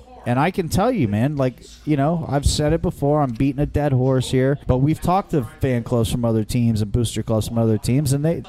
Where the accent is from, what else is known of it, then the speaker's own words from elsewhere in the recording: California, United States; now in New Jersey, United States; I work in New York. I work in Manhattan. Live in Jersey, kid, you know, I'm like from California